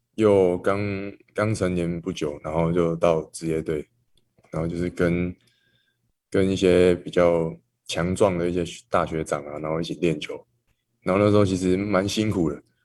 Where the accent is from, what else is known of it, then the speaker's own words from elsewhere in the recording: Taiwan; 小时候就在台湾了，在台湾